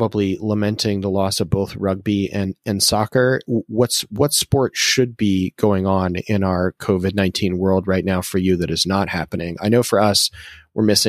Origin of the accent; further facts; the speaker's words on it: Massachusetts, United States; I'm from Massachusetts